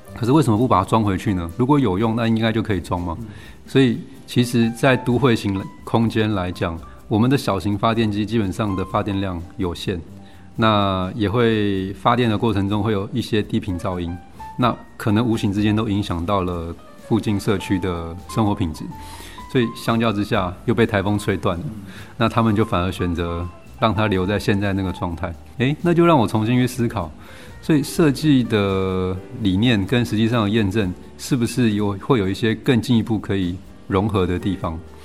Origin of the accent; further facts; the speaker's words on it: Kaohsiung, Taiwan; 他们早年的打拼都在高雄，所以跟我的故乡也是同一个地方